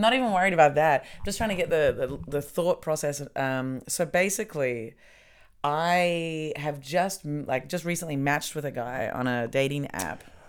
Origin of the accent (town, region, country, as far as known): New Zealand; now in Germany